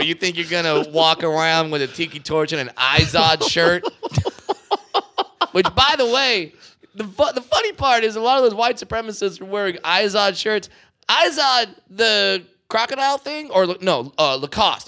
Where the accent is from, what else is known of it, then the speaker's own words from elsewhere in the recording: Southern California, United States; I'm from Southern California, where if you don't speak Spanish, you starve